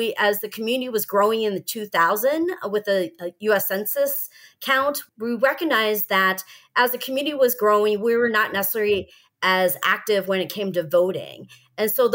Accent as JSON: {"language": "English", "town": "Columbus", "region": "Ohio", "country": "United States", "tie": "born or raised there", "said": "I grew up in Columbus, Ohio"}